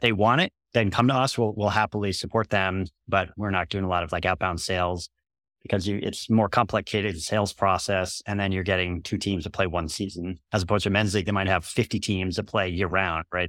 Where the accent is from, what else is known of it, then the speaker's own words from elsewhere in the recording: United States; I'm American